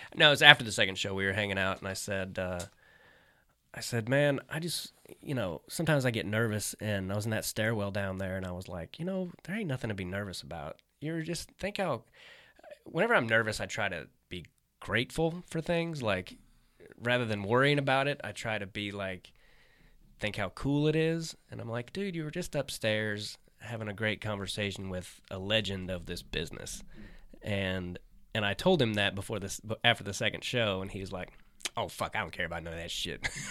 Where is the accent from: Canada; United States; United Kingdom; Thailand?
United States; Kansas City; also born or lived in Arkansas; I was born in Arkansas. I lived there when I was a kid, but I mainly grew up in Kansas